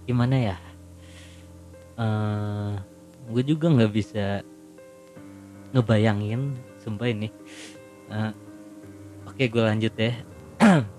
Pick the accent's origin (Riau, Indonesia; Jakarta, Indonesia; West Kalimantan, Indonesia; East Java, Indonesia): Jakarta, Indonesia; gue lahir di Jakarta gue gede di Jakarta dan gue baru pertama kali kesini